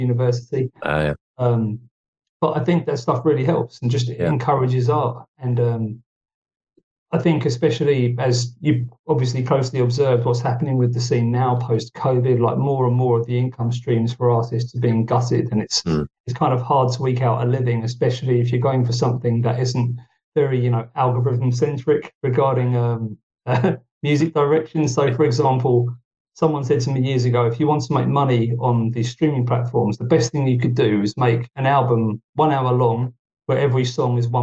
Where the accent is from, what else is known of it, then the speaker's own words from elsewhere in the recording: United Kingdom; now in Finland; being a Brit who's moved to Finland